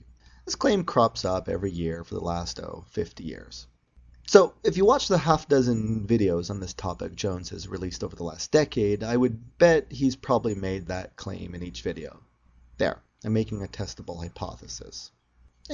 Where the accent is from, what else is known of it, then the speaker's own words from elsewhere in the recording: Canada; As a Canadian